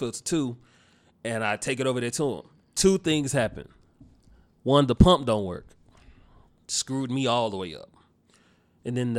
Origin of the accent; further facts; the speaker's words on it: Dallas, Texas, United States; now in Austin, United States; I am from Dallas, Texas. What particular part? Oak Cliff